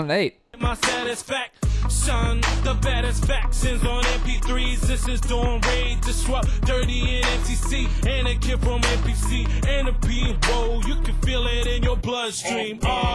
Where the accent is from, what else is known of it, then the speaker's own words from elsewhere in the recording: New Zealand; I think like growing up in New Zealand, you know, I think there's like this East Coast movement, right?